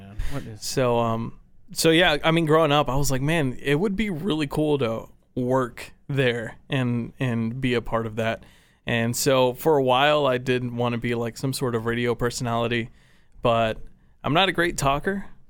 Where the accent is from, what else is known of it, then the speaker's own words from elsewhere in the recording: Farmers Branch, Texas, United States; What part of Dallas are you from? And I was like, well, I'm actually from Farmers Branch, but no one knows where.